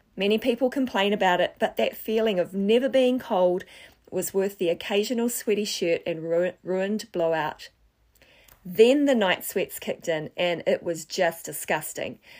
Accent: Wellington, New Zealand; moved away as an adult; also born or lived in Southeast Asia; I grew up in Wellington, New Zealand

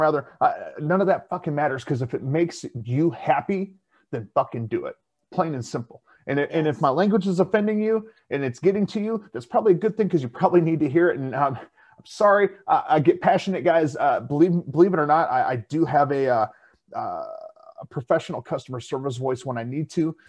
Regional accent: South Dakota, United States; being from South Dakota

